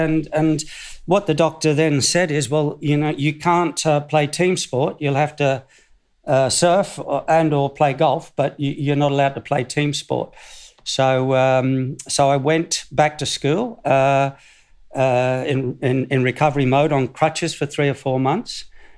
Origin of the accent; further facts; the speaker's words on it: Australia; also born or lived in South Africa / Cardiff; So even though I was born in South Africa of Australian parents, I'm Australian. So I was only there for 6 years.